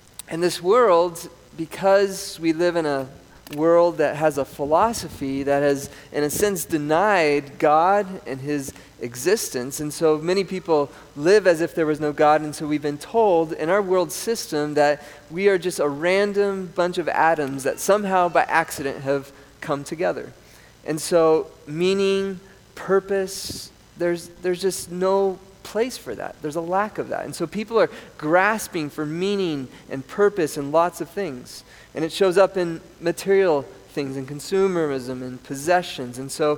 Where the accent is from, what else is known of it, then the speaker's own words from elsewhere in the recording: Colorado, United States; born there; also born or lived in South America; I grew up in South America. A lot of my younger childhood years were in South America. I was born in Colorado.